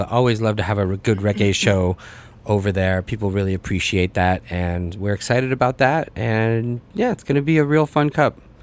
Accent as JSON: {"language": "English", "country": "United States", "tie": "born or raised there", "also_born_or_lived": "Russia", "said": "I was born there, but I really grew up here in the U.S. Came over when I was three years old, so my accent and my pronunciation and all of those things probably aren't uh, 100%"}